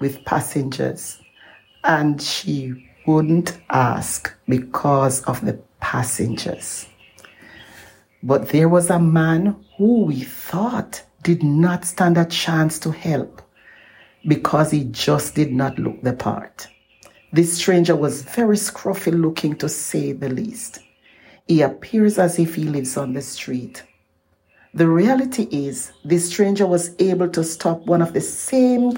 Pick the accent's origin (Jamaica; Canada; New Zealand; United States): Jamaica; moved away; my home country in Jamaica